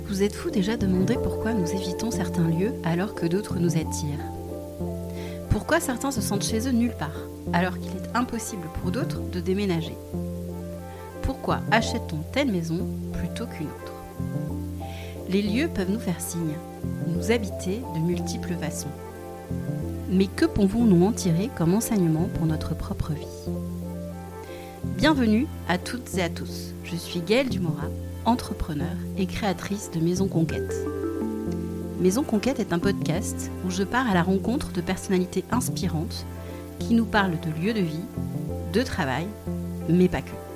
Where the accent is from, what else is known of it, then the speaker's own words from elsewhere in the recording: Bordeaux, Nouvelle-Aquitaine, France; J'habite Bordeaux, enfin, à côté de Bordeaux et, et je suis bordelaise, née à Bordeaux